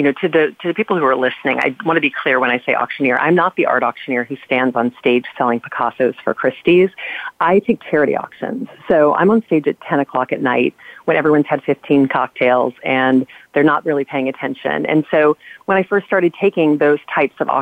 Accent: Louisiana, United States; We grew up in Louisiana

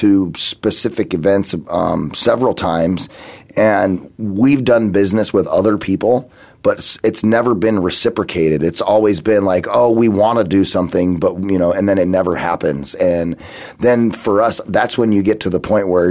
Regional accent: Phoenix, Arizona, United States; also born or lived in San Diego; I'm from Phoenix

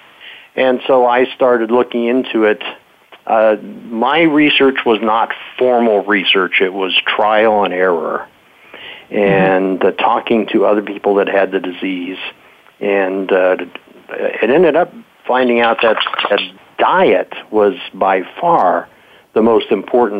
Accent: Modesto, California, United States; my childhood, I grew up in Modesto, California.

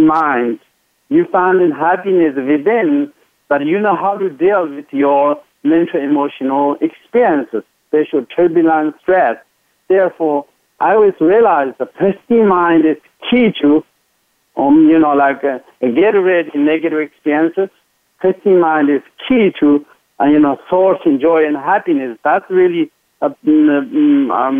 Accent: Tibet, China; moved away; growing up in Tibet

